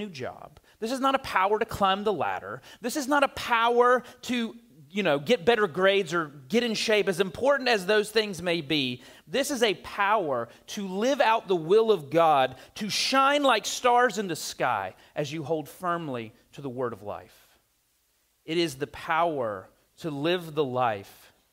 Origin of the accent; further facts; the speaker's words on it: the South, United States; I'm from the South